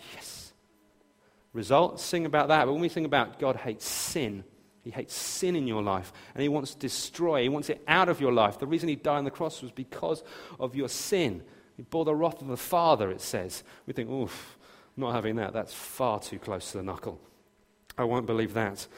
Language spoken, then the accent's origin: English; near Brighton, South East England, United Kingdom; I was born and raised near Brighton